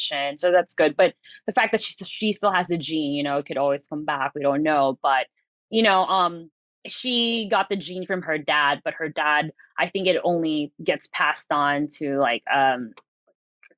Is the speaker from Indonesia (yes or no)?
no; Philippines; now in Los Angeles, United States; I'm from the islands. I'm from the Philippines.